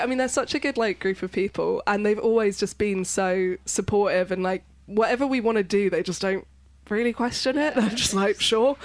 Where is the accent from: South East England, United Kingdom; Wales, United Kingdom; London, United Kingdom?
London, United Kingdom; I was born in London